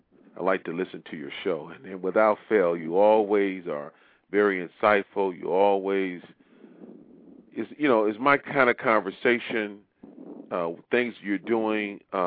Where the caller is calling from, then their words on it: Maryland, United States; Yeah, I'm calling from Maryland.